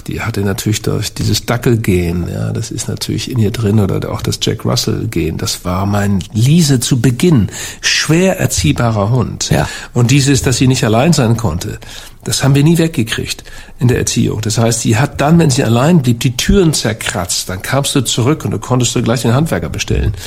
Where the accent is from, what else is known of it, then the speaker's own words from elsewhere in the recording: Hamburg, Germany; ich bin Hamburger